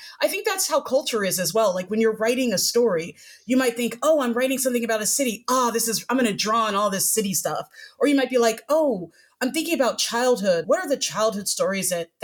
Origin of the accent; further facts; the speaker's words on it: New York, United States; moved away as an adult; now in Austin, United States; I grew up in New York, so I've got a bit of New York culture to me